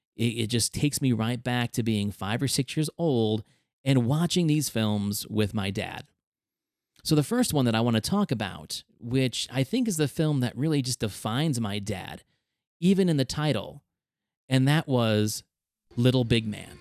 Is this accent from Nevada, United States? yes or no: yes; Reno, Nevada, United States; a kid growing up in Reno, Nevada, and your parents working up in a casino